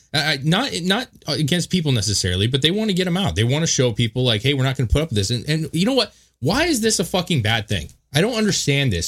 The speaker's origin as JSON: {"language": "English", "country": "United States", "said": "we've restrained ourselves as American citizens"}